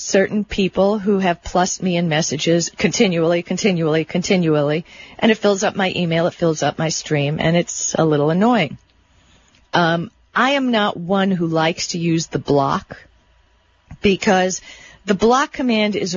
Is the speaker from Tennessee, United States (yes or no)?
no; Miami Beach, Florida, United States; I grew up on Miami Beach